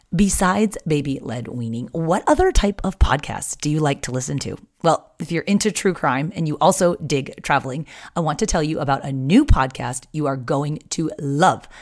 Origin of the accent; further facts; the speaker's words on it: San Diego, California, United States; I was from San Diego